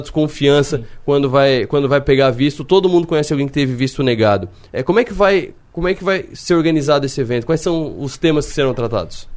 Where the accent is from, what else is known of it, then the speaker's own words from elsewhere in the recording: Brazil; nós que somos brasileiros, eu puxo muito daqui de Criciúma